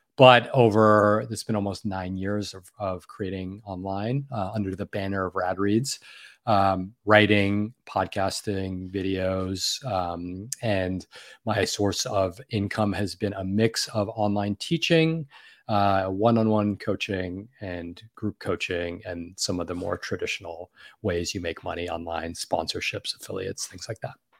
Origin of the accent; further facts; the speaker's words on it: New York City, New York, United States; I grew up in, born and raised in New York City